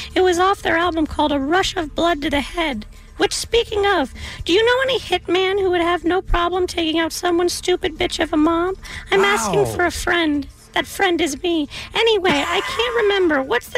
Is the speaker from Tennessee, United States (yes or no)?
no; Encino, California, United States; I'm from Encino. It's much nicer.